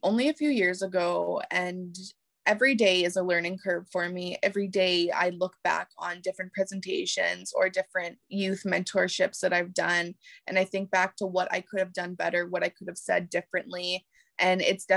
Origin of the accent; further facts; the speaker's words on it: Canada; growing up in Canada